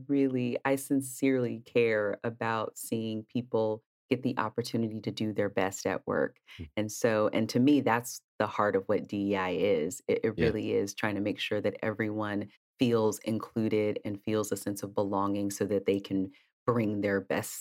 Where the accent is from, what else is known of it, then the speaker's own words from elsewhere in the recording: East Palo Alto, California, United States; I grew up in Northern California in a town called East Palo Alto